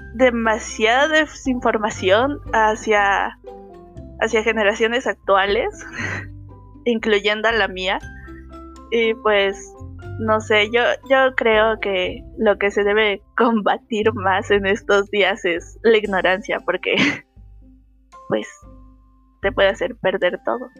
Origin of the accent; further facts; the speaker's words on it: Mexico; soy mexicana.